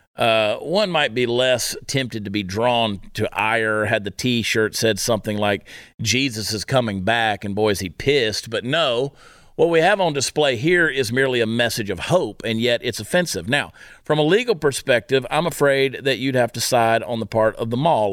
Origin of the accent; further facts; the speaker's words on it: United States; as an American